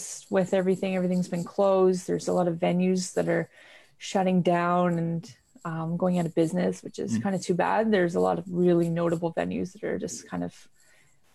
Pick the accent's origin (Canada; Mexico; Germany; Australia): Canada; Vancouver, British Columbia; I grew up in Vancouver, BC.